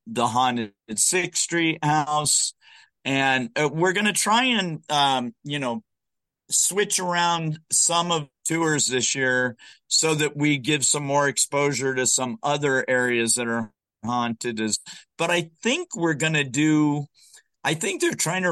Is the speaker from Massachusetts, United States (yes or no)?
no; Southern California, United States; moved away as an adult; also born or lived in Arizona; I was born in Arizona. I grew up in Southern California.